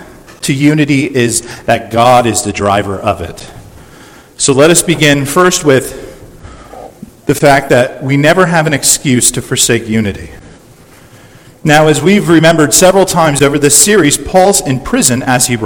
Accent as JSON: {"language": "English", "town": "San Diego", "region": "California", "country": "United States", "tie": "born or raised there", "said": "We grew up spoiled brats in La Jolla"}